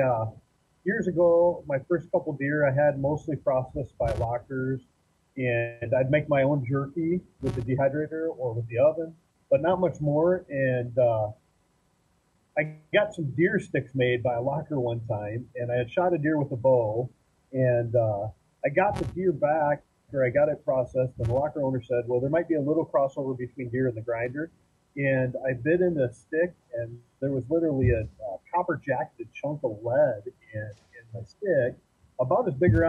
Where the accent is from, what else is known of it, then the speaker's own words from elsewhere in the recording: Iowa, United States; I grew up in Iowa hunting, mostly small game until I got older.